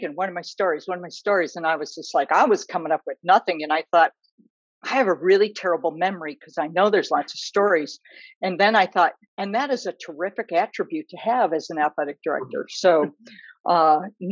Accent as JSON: {"language": "English", "town": "Chicago", "region": "Illinois", "country": "United States", "tie": "born or raised there", "also_born_or_lived": "Ruston, Louisiana", "moved": "yes", "lives_now": "Ann Arbor, United States", "said": "I grew up in Chicago"}